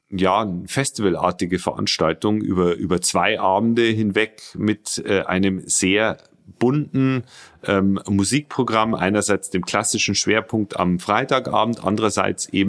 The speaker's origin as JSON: {"language": "German", "town": "Regensburg", "region": "Bavaria", "country": "Germany", "tie": "born or raised there", "said": "Äh, ich bin der, der Sprecher der Rebak, ähm, bin 41 Jahre alt, äh, gebürtiger Regensburger"}